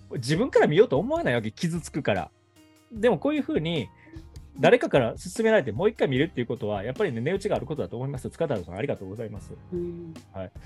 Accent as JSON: {"language": "Japanese", "town": "Kobe", "region": "Hyogo", "country": "Japan", "tie": "born or raised there", "moved": "yes", "lives_now": "Saitama, Japan", "said": "自分の、ね、生まれ育った街"}